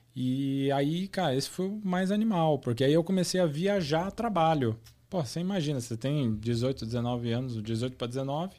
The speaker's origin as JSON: {"language": "Portuguese", "town": "Osasco", "region": "São Paulo", "country": "Brazil", "tie": "born or raised there", "said": "eu nasci na capital, mas na verdade eu cresci em Osasco. É, o, a minha vida toda foi em Osasco"}